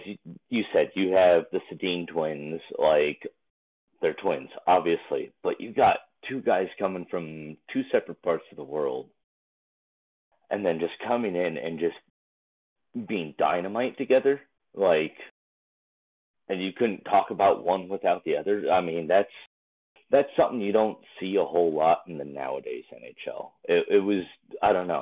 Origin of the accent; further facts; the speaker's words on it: Anaheim, California, United States; playing for my hometown, Anaheim